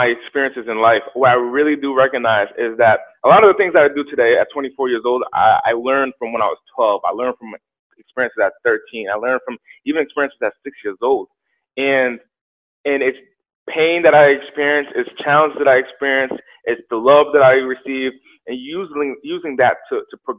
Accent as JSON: {"language": "English", "town": "Central Falls", "region": "Rhode Island", "country": "United States", "tie": "born or raised there", "also_born_or_lived": "Pawtucket, Rhode Island", "moved": "yes", "lives_now": "Los Angeles, United States", "said": "Central Falls, and Pawtucket, Rhode Island. Both of these cities where I was raised"}